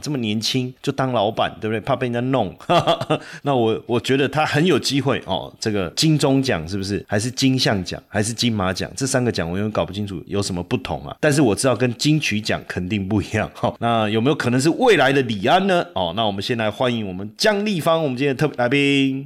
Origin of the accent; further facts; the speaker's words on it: Taipei, Taiwan; 我是道道地地台北人，从小在台北长大出生到现在几十年了